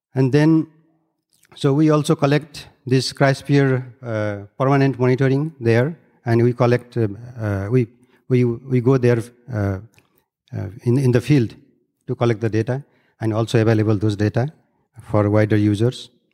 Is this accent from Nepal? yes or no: yes; Nepal; I'm from Third Pole and, uh, grew up in the bed of Everest, drinking very high quality water